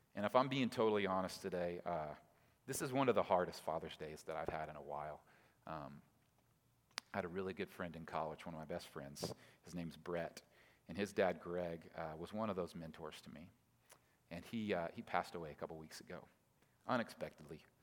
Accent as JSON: {"language": "English", "town": "Oklahoma City", "region": "Oklahoma", "country": "United States", "lives_now": "Tulsa, United States", "said": "I live in Tulsa, but I'm from Oklahoma City"}